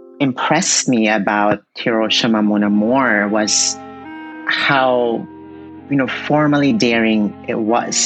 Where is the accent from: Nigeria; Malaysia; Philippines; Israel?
Philippines; I was born and raised in the Philippines